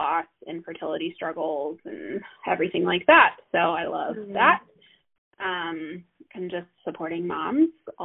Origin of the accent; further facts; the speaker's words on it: Midwest, United States; moved away as an adult; now in Denver, United States; I live in the Denver area. I've been out here for almost 10 years. And I am a Midwesterner at heart.